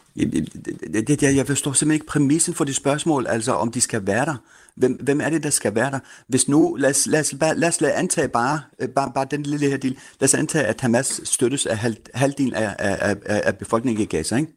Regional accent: Denmark; dansker først og fremmest med palæstinensisk baggrund

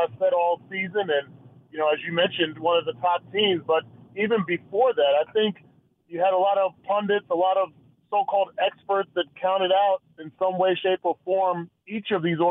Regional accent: Bayonne, New Jersey, United States; moved away as an adult; also born or lived in Iowa / Kansas City; I'm born and raised in Bayonne, New Jersey, about 5 minutes from New York City

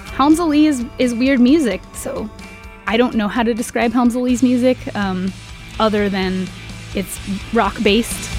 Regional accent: Tacoma, Washington, United States; I was born and raised in Tacoma. I don't foresee myself ever leaving Tacoma

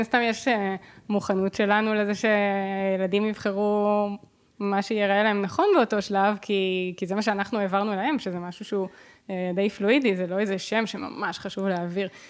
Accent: Herzliya, Tel Aviv District, Israel; של הילדות שלי בהרצליה

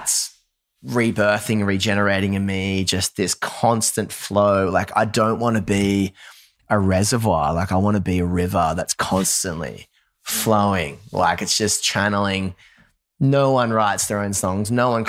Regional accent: Newcastle, North East England, United Kingdom; now in Nashville, United States; I grew up in Newcastle, drums, bass, guitar, screaming vocals.

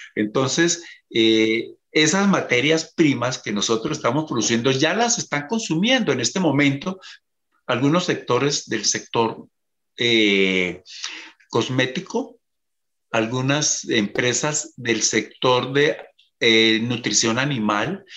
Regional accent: Colombia; como emprendedor y como agroindustrial colombiano

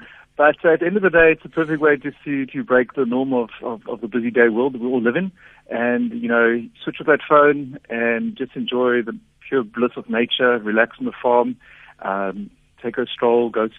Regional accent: Botswana; I grew up a lot in Botswana and the West Coast. Always with the family, a lot of travel, a lot of sports tours and whatnot.

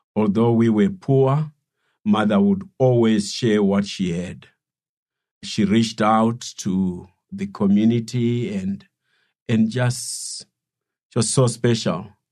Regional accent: Silobela, Midlands, Zimbabwe; I was raised in, in, in the village uh, in Silobela

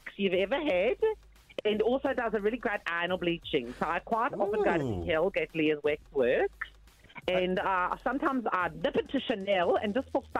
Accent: Johannesburg, Gauteng, South Africa; moved away; back in SA, where I grew up in Joburg.

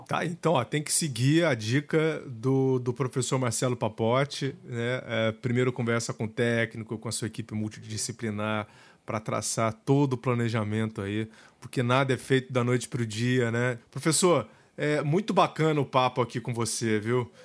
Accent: Brazil; essa região aqui da Serra da Mantiqueira, de onde eu vim

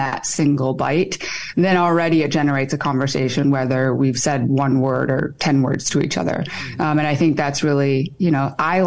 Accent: Michigan, United States; moved away as an adult; also born or lived in Seoul, South Korea / Chicago / Boston / Austin, Texas; now in Fairfield, United States; I was raised in Michigan, not by Korean people

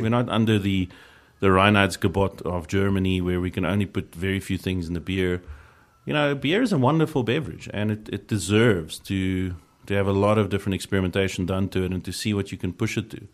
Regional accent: South Africa; being a South African beer fan

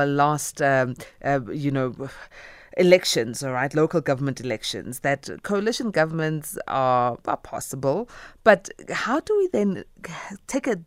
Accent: South Africa; we as South Africans and Africans at large

